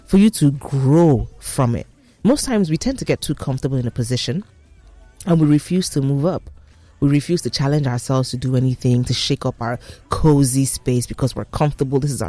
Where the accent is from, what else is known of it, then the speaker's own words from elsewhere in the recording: Nigeria; being a Nigerian, living in Nigeria